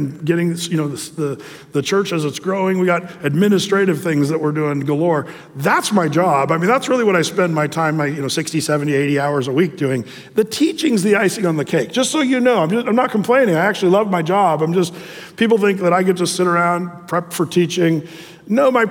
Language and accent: English; Southern Oregon, United States; now in Tualatin, United States; I was from Southern Oregon